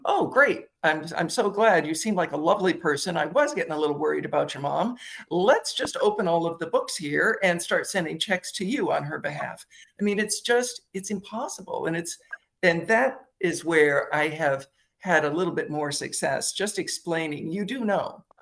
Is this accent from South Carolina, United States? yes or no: no; Michigan, United States; moved away; I'm in Michigan today because I grew up in Michigan